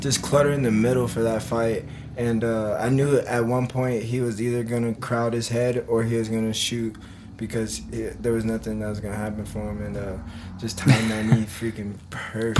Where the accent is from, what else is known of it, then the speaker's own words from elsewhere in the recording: Omaha, Nebraska, United States; moved away as an adult; I'm from Omaha, Nebraska.